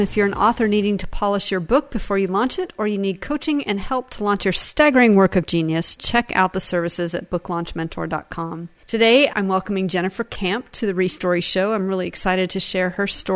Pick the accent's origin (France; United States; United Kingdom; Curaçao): United States; Seattle, Washington; now in Texas, United States; where I grew up in Seattle